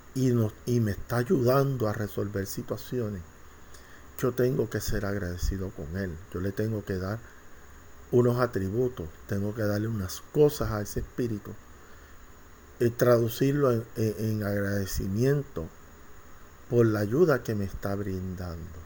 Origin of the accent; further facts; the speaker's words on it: Puerto Rico; yo soy de Puerto Rico boricua